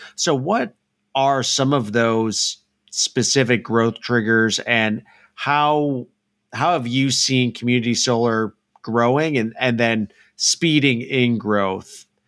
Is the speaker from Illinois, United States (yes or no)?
yes; Illinois, United States; now in Dallas, United States; I grew up in Illinois